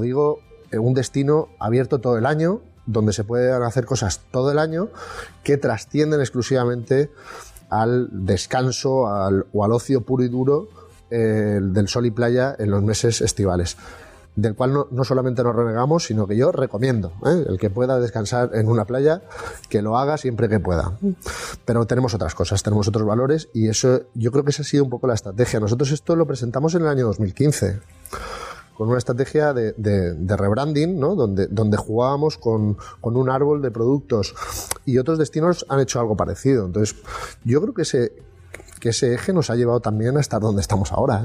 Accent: Sant Joan d'Alacant, Valencian Community, Spain; yo soy de, de San Juan eh, Pueblo, por ejemplo, pues el sanjuanero, el alicantino

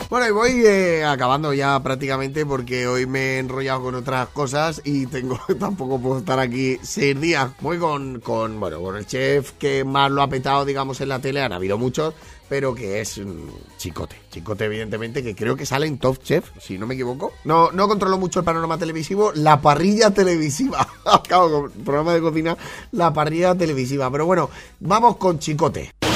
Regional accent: Valencian Community, Spain; la gente de mi tierra

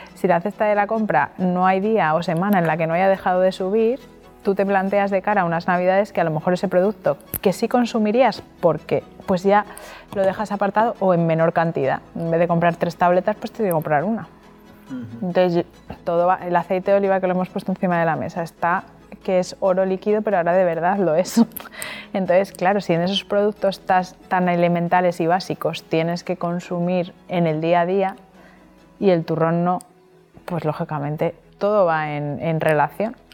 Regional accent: Madrid, Community of Madrid, Spain; now in Alicante, Spain; que soy madrileña

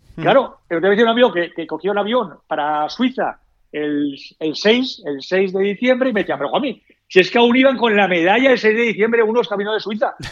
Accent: Valencia, Valencian Community, Spain; somos aquí de Valencia

